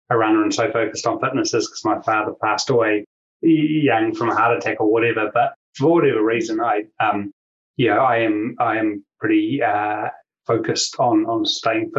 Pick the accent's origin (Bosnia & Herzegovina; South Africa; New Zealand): New Zealand; as people will know, will sense from my accent, I'm from New Zealand and I'm down here in New Zealand